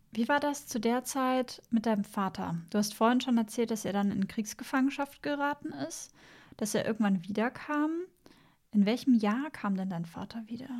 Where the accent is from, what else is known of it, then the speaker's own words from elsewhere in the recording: Southern Germany, Germany; moved away; ich komme ursprünglich aus Süddeutschland